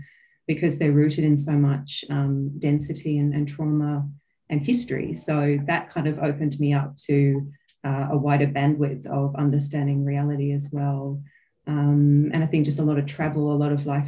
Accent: Australia; now in New Zealand; I'm an Australian born. So I live in New Zealand at the moment.

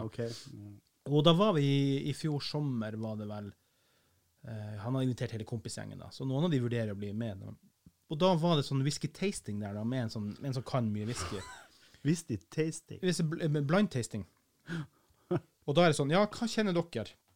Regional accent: Kiberg, Finnmark, Norway; jeg er ikke fra Vardø, jeg er fra Kiberg, stedet Gud glemte

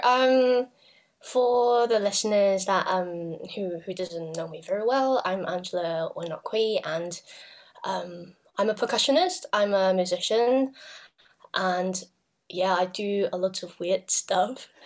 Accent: Hong Kong; I come from Hong Kong

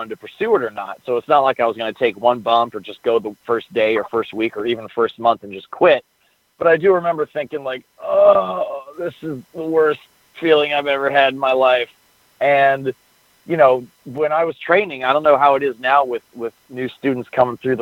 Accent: Mill Valley, California, United States; also born or lived in Berkeley, California / Chico, California; I grew up in Mill Valley, which is just north of the San Francisco Bay Area.

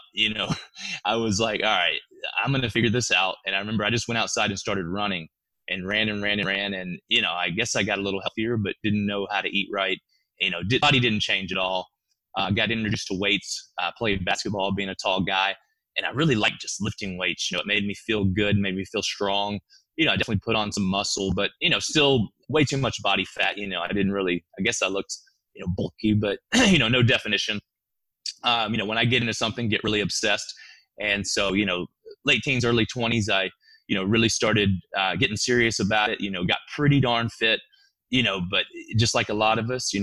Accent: Birmingham, Alabama, United States; I grew up in Birmingham, Alabama

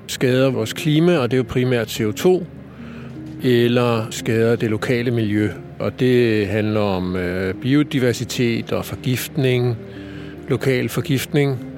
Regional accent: Copenhagen, Capital Region of Denmark, Denmark; der har vi så som københavner normalt et varmesystem, som trækker typisk på fjernvarmenettet

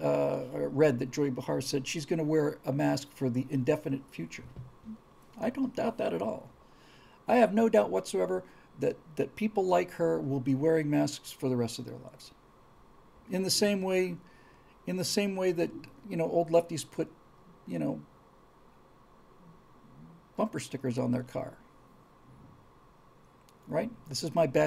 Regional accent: United States; also born or lived in New York; as an American

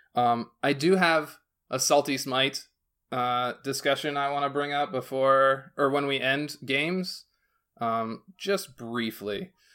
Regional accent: Northwest Pennsylvania, United States; now in South Carolina, United States; I'm not from South Carolina. I'm from Pennsylvania, so I, like, I moved to South Carolina

